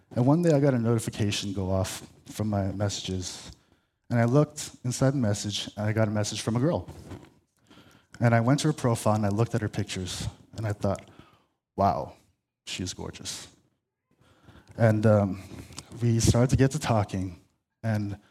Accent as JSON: {"language": "English", "town": "La Cañada Flintridge", "region": "California", "country": "United States", "said": "I'm from La Cañada."}